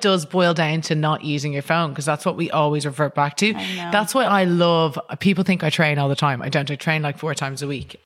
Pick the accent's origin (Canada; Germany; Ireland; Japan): Ireland; I think even as an Irish person